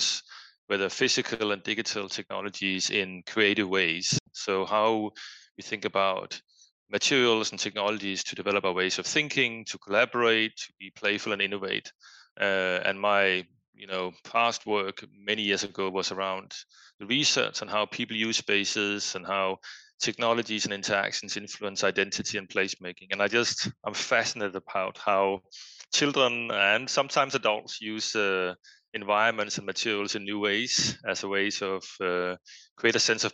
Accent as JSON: {"language": "English", "country": "Denmark", "tie": "born or raised there", "second_language": "English", "moved": "as an adult", "lives_now": "Boston, United States", "said": "as one might hear from my accent, I am from Denmark. I grew up in Denmark, but lived various places around the world"}